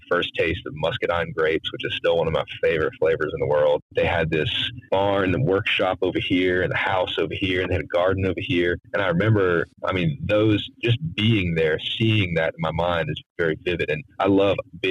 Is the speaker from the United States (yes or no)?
yes; Wilmington, North Carolina, United States; I grew up here in Wilmington and it's coastal southeast North Carolina